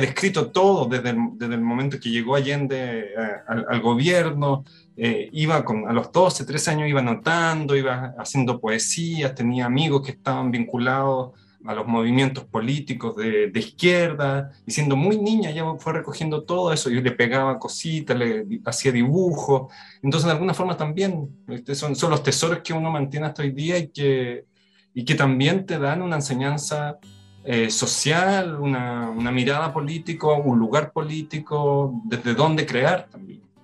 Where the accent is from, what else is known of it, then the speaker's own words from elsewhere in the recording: Concepción, Biobío, Chile; yo vivía en el sur de, Chile, en, nací en Concepción